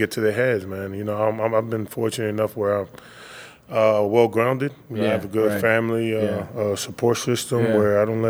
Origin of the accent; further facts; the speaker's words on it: New York City, New York, United States; moved away as an adult; I'm from Queens, New York, you know, I'm from the hood